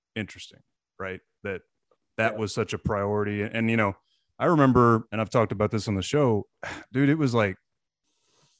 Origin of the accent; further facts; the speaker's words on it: Portland, Texas, United States; I grew up in Portland